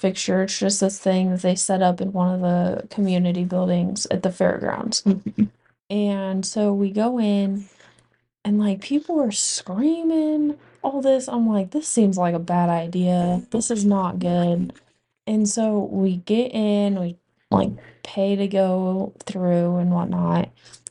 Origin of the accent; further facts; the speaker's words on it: McCook, Nebraska, United States; moved away; my hometown